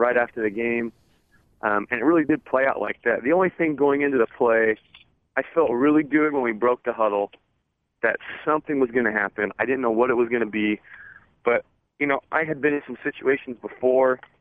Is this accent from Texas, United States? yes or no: no; Arizona, United States; also born or lived in Utah; now in San Diego, United States; growing up in Arizona, I grew up with the Arizona-Arizona State rivalry